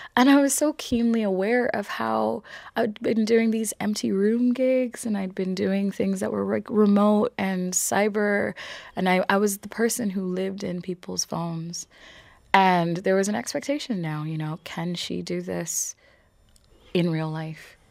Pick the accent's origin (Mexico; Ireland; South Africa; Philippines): Ireland; I am here and I'm Irish and I'm not going anywhere.